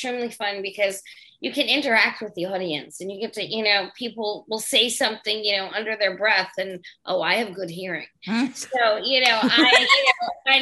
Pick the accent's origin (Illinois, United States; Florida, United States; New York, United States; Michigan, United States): New York, United States; Great Neck; I'm originally from a town called Great Neck.